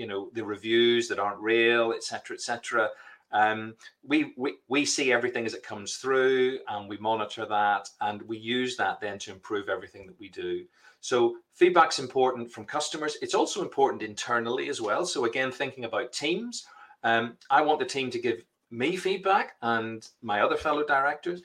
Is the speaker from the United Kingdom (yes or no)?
yes; Belfast, Northern Ireland, United Kingdom; I'm from Belfast